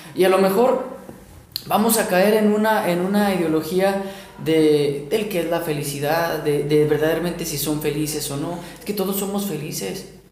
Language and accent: Spanish; Mexico; nosotros como mexicanos. Los mexicanos somos creativos por naturaleza.